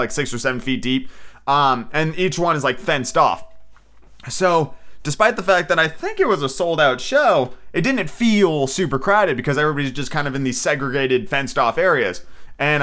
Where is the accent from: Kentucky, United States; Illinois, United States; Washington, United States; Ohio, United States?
Washington, United States; Seattle; I come from Seattle